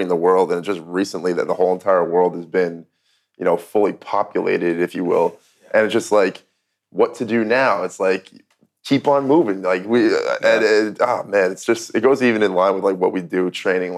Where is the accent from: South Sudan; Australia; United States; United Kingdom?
United States; New Jersey; I grew up in New Jersey